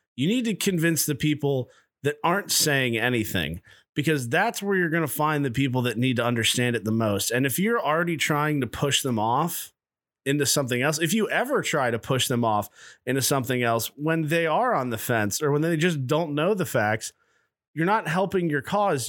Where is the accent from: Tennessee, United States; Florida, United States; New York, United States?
Tennessee, United States; Nashville; I'm from Nashville